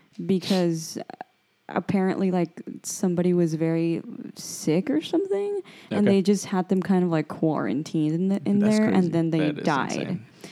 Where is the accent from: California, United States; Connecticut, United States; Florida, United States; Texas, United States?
Texas, United States; Laredo; I grew up around that area because I grew up on Market Street. I live like 3 blocks away from it.